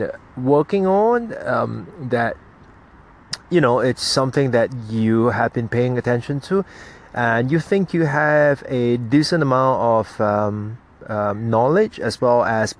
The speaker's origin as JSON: {"language": "English", "country": "Singapore", "said": "my country's Singapore National Day"}